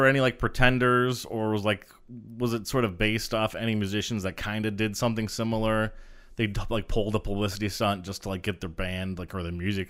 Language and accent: English; Detroit, Michigan, United States; I know growing up in Detroit